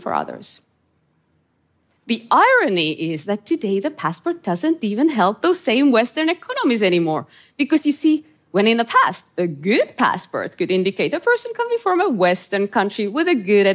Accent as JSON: {"language": "English", "country": "Estonia", "tie": "born or raised there", "said": "I grew up in Estonia under Soviet occupation"}